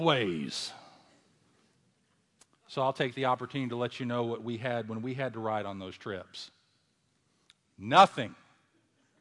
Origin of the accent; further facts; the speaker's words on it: Louisville, Kentucky, United States; my hometown of Louisville, Kentucky